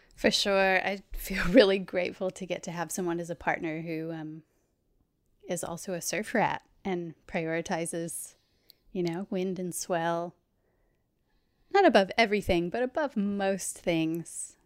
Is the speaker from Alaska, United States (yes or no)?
no; Anastasia Island, Florida, United States; moved away as an adult; now in Australia; I'm from a little barrier island off the coast of Florida called Anastasia. Um, so I grew up surrounded by water